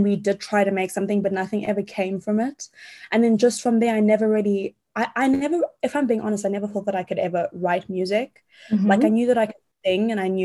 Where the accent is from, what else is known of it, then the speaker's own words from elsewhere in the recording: Johannesburg, Gauteng, South Africa; moved away as an adult; also born or lived in London, United Kingdom; So I'm from Johannesburg, South Africa. I've grown up here my whole life.